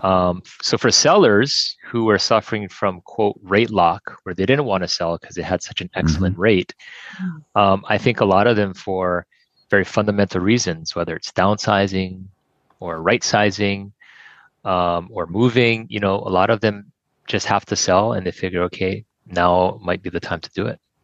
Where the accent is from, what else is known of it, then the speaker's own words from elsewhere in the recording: Kailua, Hawaii, United States; born and raised in Kailua and uh, been here all my life